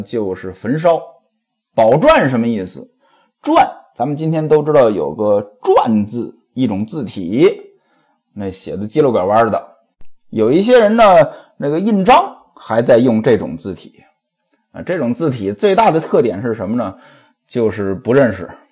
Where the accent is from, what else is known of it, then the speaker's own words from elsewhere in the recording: northern China, China; 在我们北方呀，反正在我老家呀